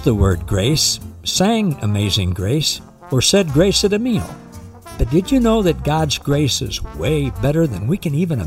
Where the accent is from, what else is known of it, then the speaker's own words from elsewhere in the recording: the Ozarks, Missouri, United States; I grew up down in the Ozarks in Missouri